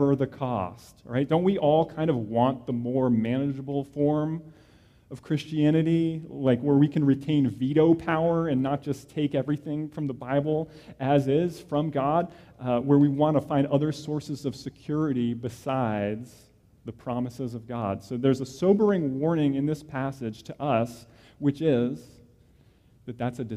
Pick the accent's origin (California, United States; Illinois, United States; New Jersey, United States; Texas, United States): New Jersey, United States; I grew up in New Jersey